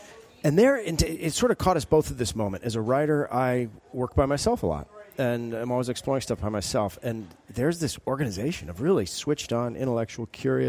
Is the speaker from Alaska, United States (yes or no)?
yes; Alaska, United States; I love baseball. I grew up in Alaska. Always wanted to be a ball player. Never did.